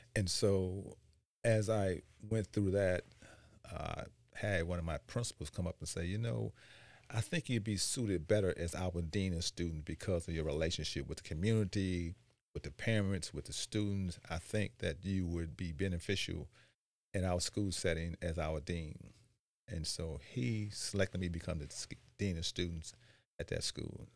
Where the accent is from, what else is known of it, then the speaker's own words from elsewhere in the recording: Chicago, Illinois, United States; moved away as an adult; now in Beaufort County, United States; as I grew up in Chicago, I ended up joining the military.